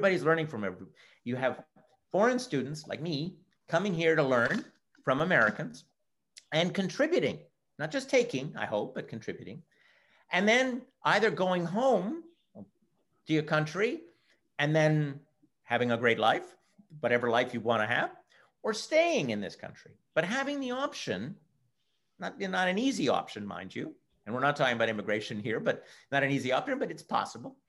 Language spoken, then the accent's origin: English; Montreal, Quebec, Canada; first language English; now in United States; Well, I was born in Canada, and I'm from the province of Quebec, from Montreal. I do speak French, but my mother tongue is English.